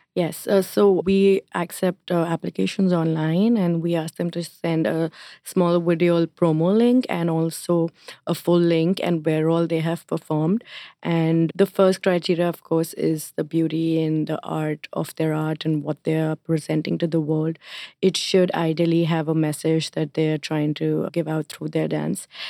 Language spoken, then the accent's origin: English; India; now in New York, United States; I'm Indian